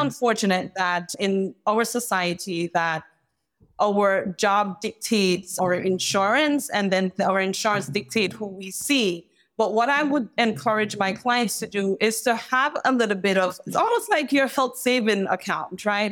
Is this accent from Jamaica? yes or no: yes; Jamaica; moved away; I'm from Jamaica